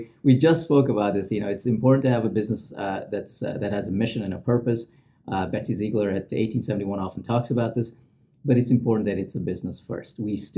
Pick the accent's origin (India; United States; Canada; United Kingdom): India; also born or lived in Middle East; I grew up in the Middle East, but I'm Indian. So we used to go back every summer to our grandparents' house.